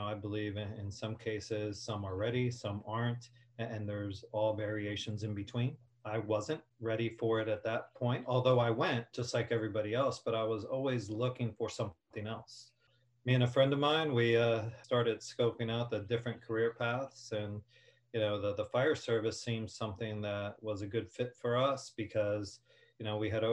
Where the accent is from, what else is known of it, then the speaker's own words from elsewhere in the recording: Hialeah, Florida, United States; also born or lived in New Jersey; I grew up in the city of Hialeah, although I was born in Jersey and moved there when I was 2